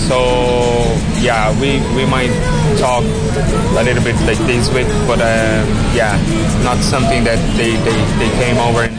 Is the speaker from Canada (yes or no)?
no; Brazil; born or raised there; now in Cork, Ireland